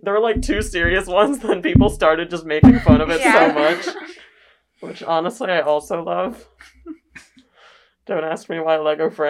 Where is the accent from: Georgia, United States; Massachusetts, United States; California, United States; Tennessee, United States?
California, United States; Like, hello, I'm from the Bay Area.